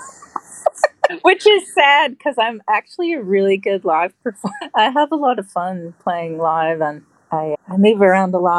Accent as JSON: {"language": "English", "region": "Midwest", "country": "United States", "also_born_or_lived": "Georgia / Wisconsin", "said": "I'm not even from the East Coast, I'm from the Midwest"}